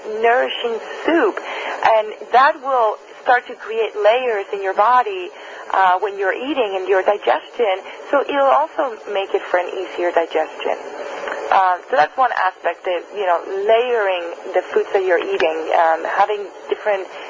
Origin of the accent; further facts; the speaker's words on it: Spain; now in United States; I'm originally from Spain